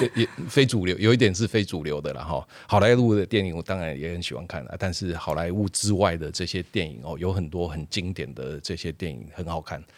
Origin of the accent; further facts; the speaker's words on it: Taiwan; 我们台湾人